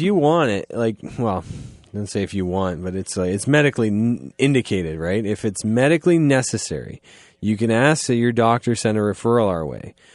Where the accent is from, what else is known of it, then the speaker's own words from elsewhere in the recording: Goddard, Ontario, Canada; I'm from Goddard